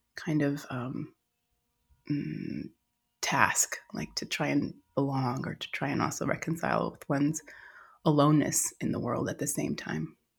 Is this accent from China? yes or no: no; Austin, Texas, United States; I grew up in Austin, Texas in the 80s